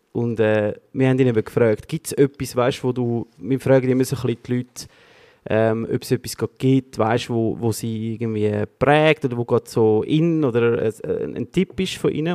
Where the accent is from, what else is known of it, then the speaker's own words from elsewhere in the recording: Switzerland; wir in der Schweiz